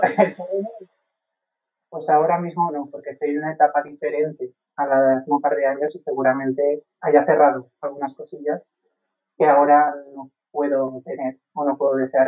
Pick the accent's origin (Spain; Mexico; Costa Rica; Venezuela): Spain; Valencian Community; Como valenciano